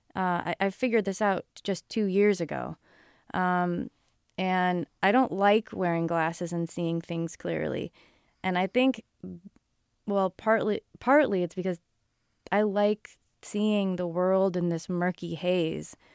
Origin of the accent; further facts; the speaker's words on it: Newton, Massachusetts, United States; moved away as an adult; also born or lived in New York City / China / Rhode Island / California; I grew up in Newton, Massachusetts